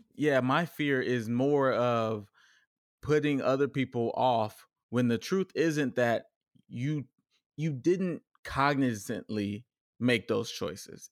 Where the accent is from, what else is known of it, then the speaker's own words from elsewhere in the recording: Richardson, Texas, United States; also born or lived in Dallas, Texas; grew up in a very diverse cultural n, neighborhood of Richardson, Texas